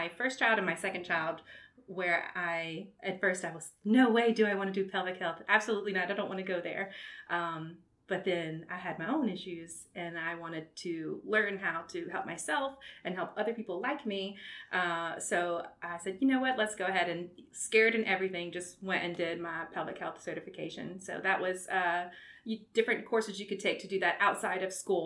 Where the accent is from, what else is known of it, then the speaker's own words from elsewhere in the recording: Walker, Louisiana, United States; also born or lived in Baton Rouge, Louisiana / Mobile, Alabama; lived in Walker, grew up in Walker, Louisiana